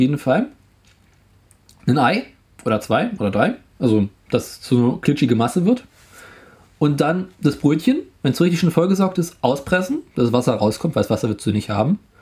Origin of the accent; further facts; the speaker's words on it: Berlin, Germany; Bei uns in Berlin heißen die Buletten.